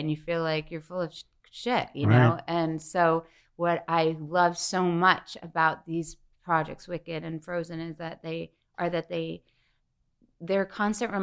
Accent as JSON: {"language": "English", "town": "Syosset", "region": "New York", "country": "United States", "tie": "born or raised there", "moved": "yes"}